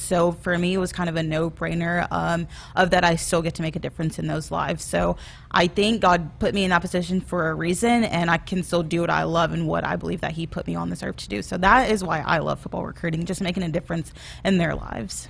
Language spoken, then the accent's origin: English; Arkansas, United States; moved away as an adult; also born or lived in Tennessee / Kansas; now in Lincoln, Nebraska, United States; I'm originally from Arkansas